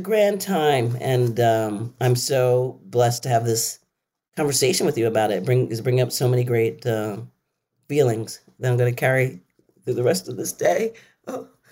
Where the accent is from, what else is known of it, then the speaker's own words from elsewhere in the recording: Philadelphia, Pennsylvania, United States; I'm from Philly.